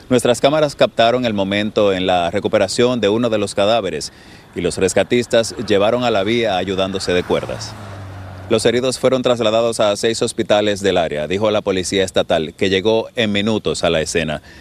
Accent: Colombia; moved away; also born or lived in Venezuela; Lo que pasa es que yo soy colombiano pero radicado en Venezuela. Eh, mi, mamá me ha llevado dos años de Colombia para Venezuela.

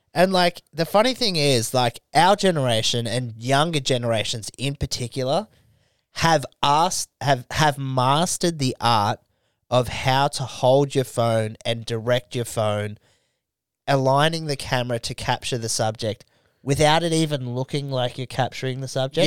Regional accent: Australia; growing up in Australia

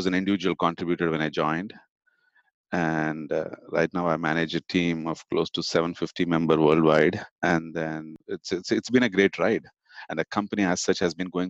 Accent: Chennai, Tamil Nadu, India; moved away as an adult; also born or lived in Oklahoma; now in United States; I grew up in India in a town called, or a city called Chennai.

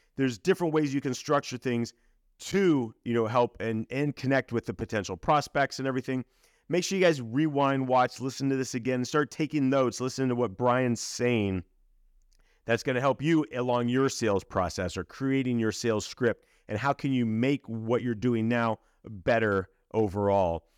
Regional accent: Akron, Ohio, United States; Akron, Ohio

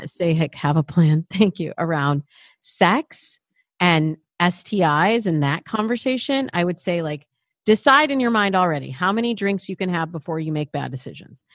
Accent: Michigan, United States; I'm from Michigan

